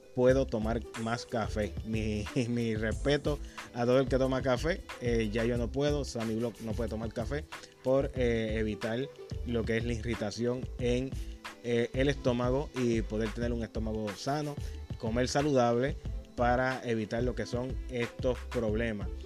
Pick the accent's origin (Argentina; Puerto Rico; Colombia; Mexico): Puerto Rico; Humacao; de mi pueblo de Humacao